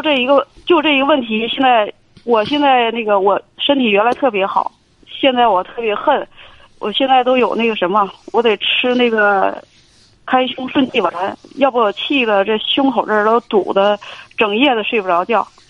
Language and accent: Chinese; Heilongjiang, China; now in Beijing, China; 我是一个单亲妈妈，我四十五岁啊。周岁四十五，虚，虚岁四十六。嗯。我，我老家是在黑龙江，现在定居在北京